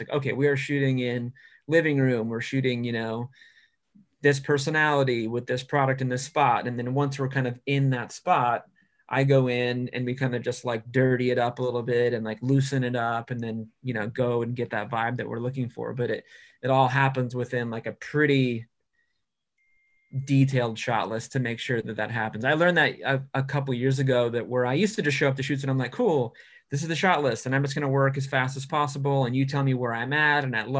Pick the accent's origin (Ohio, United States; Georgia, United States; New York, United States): New York, United States; now in California, United States; So then you end up being that New Yorker that's in California going, well, in New York, we don't have to ask for any of this.